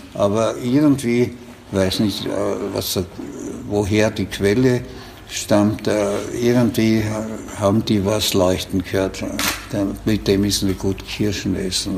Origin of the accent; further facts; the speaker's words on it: Mureck, Styria, Austria; ich bin in der Provinz aufgewachsen, mhm. nämlich in der heutigen Stadt Murek ja. an der äh, slowenischen Grenze